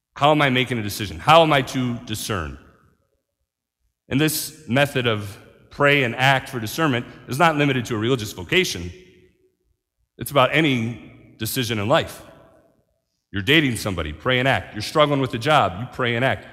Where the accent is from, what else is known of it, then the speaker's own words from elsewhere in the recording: Marion, United States; moved away; I'm from Marion. I gotta come see my mom every once in a while